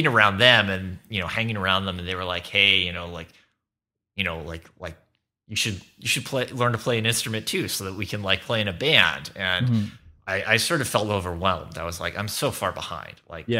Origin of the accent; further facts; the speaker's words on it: Irvine, California, United States; I grew up in Southern California, in Irvine. I went to a Catholic school, Santa Margarita Catholic High School, in Orange County.